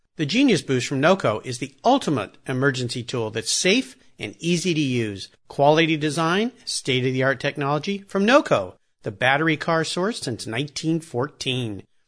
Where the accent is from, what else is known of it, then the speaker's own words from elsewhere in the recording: San Diego, California, United States; I grew up down in La Jolla, S, uh, San Diego